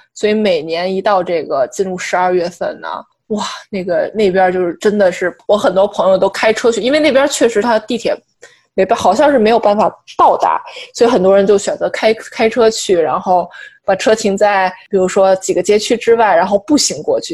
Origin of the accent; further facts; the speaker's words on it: China; now in New York, United States; 我们作为中国人嘛，以及我们作为在纽约生活的外来人口